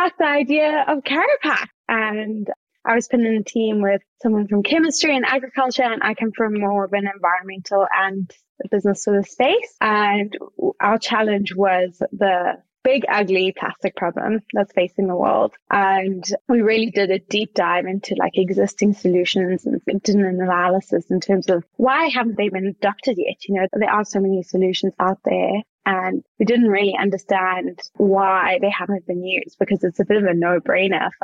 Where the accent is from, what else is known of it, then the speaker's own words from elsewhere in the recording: Johannesburg, Gauteng, South Africa; accent: South African; moved away as an adult; also born or lived in Cape Town, South Africa; now in Australia; I'm from Johannesburg